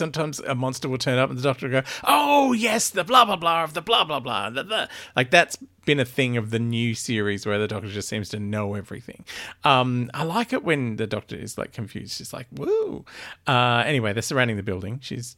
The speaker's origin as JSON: {"language": "English", "country": "Australia", "also_born_or_lived": "England", "accent": "Australian", "said": "like I lived in England for ages and my accent was terrible because I still kept weird Australian bits. So all the British people could tell I was Australian and all of my Aussie mates thought that I had a full Pommy accent."}